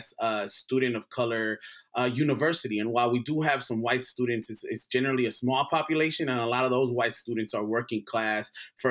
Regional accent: Los Angeles, California, United States; growing up in South Central

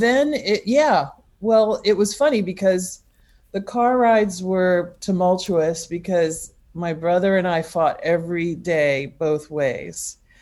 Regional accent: Massachusetts, United States; also born or lived in Los Angeles, California, United States; I was born in in Los Angeles, but when I was 6, we moved to Massachusetts

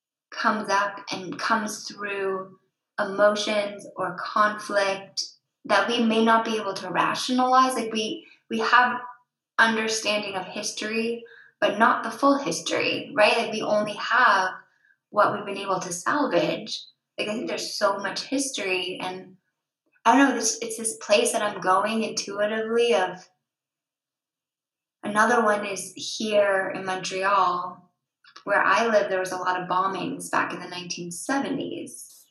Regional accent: England, United Kingdom; And me as English, I didn't feel that, because they didn't take down my buildings. You know, I'm the one who took down those buildings. So we had a moment as like a partnership of, he's French, I'm English, there's some real history here

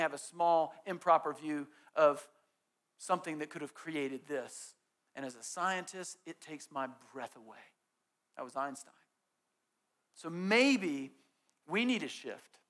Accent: Southeast, United States; growing up in the Southeast

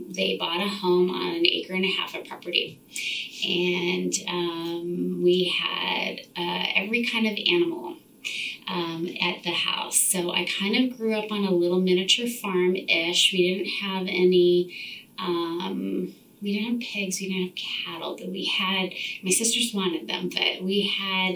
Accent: Orange County, Southern California, United States; moved away as an adult; also born or lived in San Francisco; now in Portland, United States; I am originally from Southern California. I grew up there in the 70s in rural Southern Orange County

